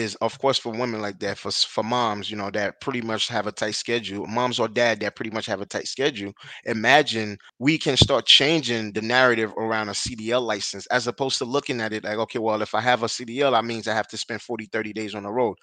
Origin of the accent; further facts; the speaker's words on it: Haiti; now in United States; I was born and raised in Haiti